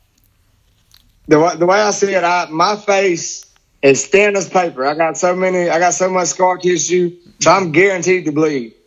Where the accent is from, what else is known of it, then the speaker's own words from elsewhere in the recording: Biloxi, Mississippi, United States; this is in my hometown